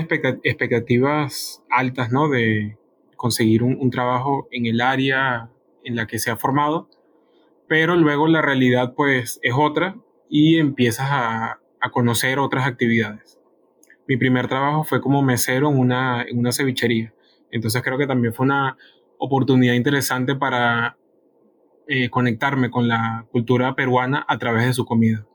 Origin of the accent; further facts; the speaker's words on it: Venezuela; moved away as an adult; also born or lived in Colombia; now in Peru; salí de Venezuela a los 22 años